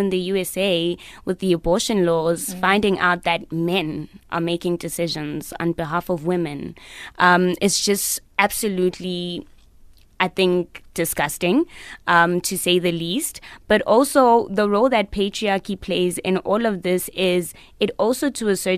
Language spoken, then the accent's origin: English; South Africa; as a South African girl